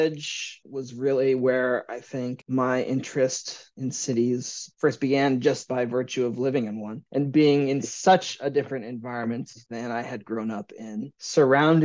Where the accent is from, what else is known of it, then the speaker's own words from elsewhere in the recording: Eureka, Missouri, United States; moved away as an adult; also born or lived in Saint Paul, Minnesota / New York City; now in Chicago, United States; I grew up in a small town called Eureka, Missouri, outside of St. Louis